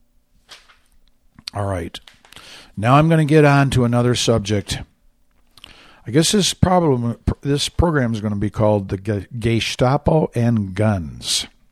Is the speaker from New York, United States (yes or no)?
no; Michigan, United States; this is Michigan, my home state